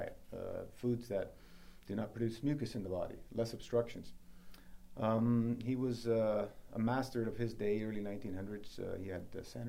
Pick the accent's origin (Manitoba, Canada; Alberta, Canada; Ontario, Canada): Ontario, Canada; Toronto; born or raised there